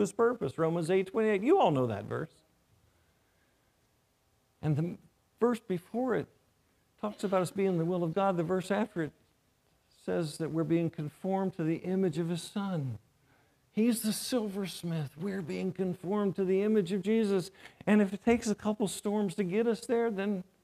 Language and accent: English; North Carolina, United States; moved away; I grew up in North Carolina